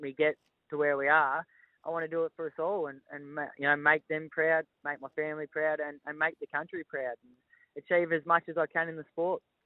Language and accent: English; Melbourne, Victoria, Australia; moved away as an adult; now in northern New South Wales, Australia; we were born and bred in Melbourne, but we moved to northern New South Wales uh, five years ago